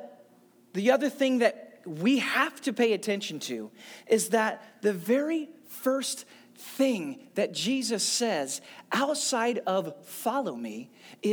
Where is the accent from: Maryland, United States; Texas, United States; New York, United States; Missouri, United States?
Missouri, United States; St. Louis; I had an amazing church. I grew up in St. Louis